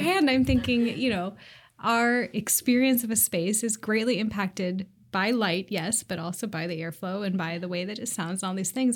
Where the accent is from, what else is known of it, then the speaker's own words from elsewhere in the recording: Seattle, Washington, United States; I live in the Old Ballard neighborhood and I grew up here in Seattle.